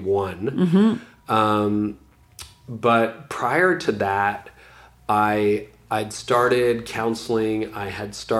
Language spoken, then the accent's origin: English; Ontario, Canada; a really good law firm in my hometown, a small town in Ontario